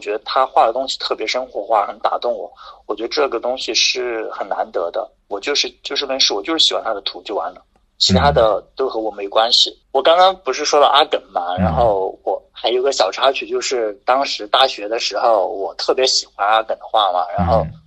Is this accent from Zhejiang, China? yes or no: no; near Chengdu, Sichuan, China; now in Chengdu, China; 我老家离成都比较近嘛，坐高铁可能就四十分钟就到了